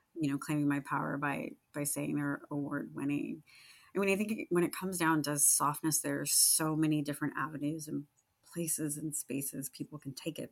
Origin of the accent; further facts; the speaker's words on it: Sacramento, California, United States; Sacramento, and that's my hometown